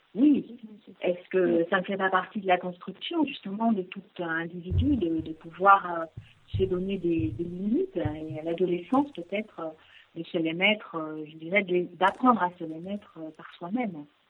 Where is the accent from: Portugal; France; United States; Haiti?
France; Le Mans, Pays de la Loire; nous sommes originaires du Mans, euh, mes collègues et moi-même